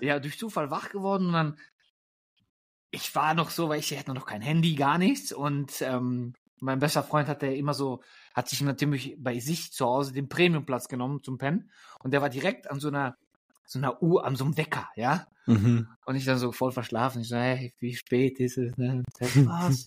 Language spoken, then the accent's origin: German; Germany; moved away; also born or lived in Lippstadt, Germany / Poland (ancestry); ich bin gerade tatsächlich in meiner Heimat in Deutschland.